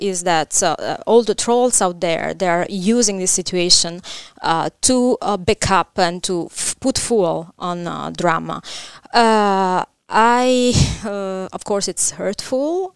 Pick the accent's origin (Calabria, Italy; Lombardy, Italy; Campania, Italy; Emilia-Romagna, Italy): Campania, Italy; Caserta; English is a second language; moved away as an adult; I grew up in Caserta, nearby Naples.